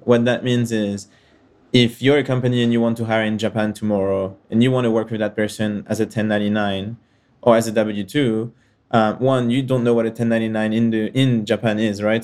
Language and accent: English; France; moved away; also born or lived in Israel / United States / United Kingdom; I was born and raised in France and kind of traveled around and moved in different countries.